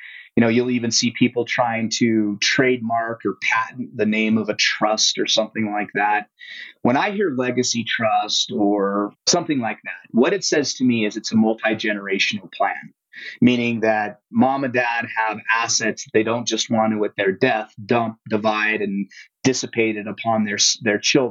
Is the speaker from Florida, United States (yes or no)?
no; Utah, United States; Utah, my home state.